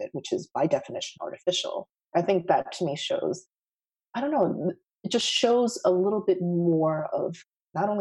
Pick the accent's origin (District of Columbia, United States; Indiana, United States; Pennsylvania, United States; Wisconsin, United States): District of Columbia, United States; D.C.; moved away as an adult; also born or lived in New York City / Tokyo / Seoul; I actually grew up outside of Washington, D.C. So I've lived on the East Coast all of my life